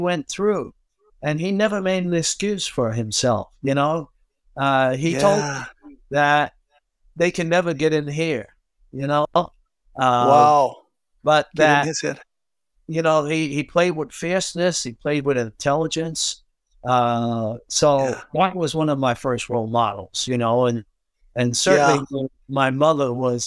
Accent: New York City, New York, United States; growing up in Brooklyn

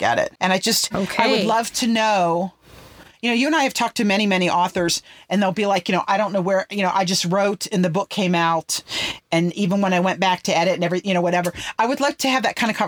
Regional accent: Somerset, Pennsylvania, United States; In the area that I grew up in Pennsylvania, Somerset.

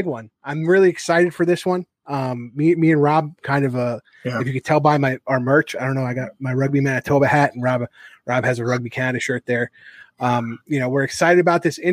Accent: near the Bronx, New York, United States; we grew up right near the Bronx

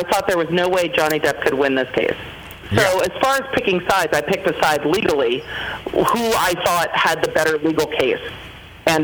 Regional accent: Manhattan Beach, California, United States; now in Nashville, United States; I'm from Manhattan Beach, California.

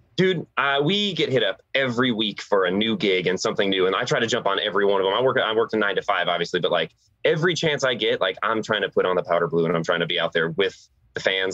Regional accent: San Diego, California, United States; I was born in San Diego

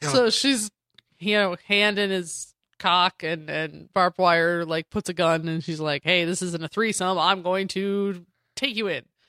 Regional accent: Denver, Colorado, United States; I grew up in Denver

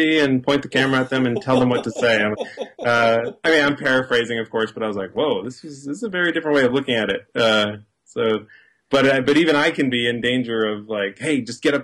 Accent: Maine, United States; now in Los Angeles, United States; I'm speaking to you from Los Angeles, but I'm from Maine

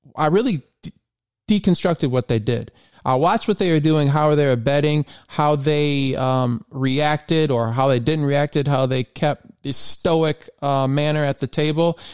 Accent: Michigan, United States; also born or lived in Memphis; I was from Michigan

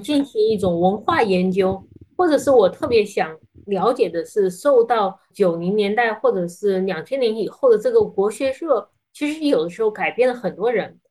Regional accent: China; 作为一个中国人

